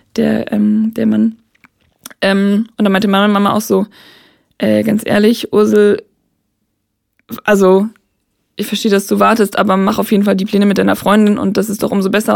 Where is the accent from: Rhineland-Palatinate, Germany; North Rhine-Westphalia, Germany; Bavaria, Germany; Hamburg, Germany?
Hamburg, Germany; moved away; Ich komme eigentlich aus Hamburg